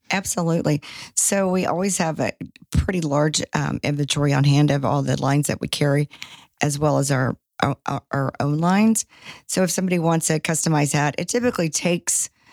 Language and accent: English; Shreveport, Louisiana, United States; moved away as an adult; also born or lived in Baton Rouge, Louisiana; now in Dallas, United States; I'm originally from Shreveport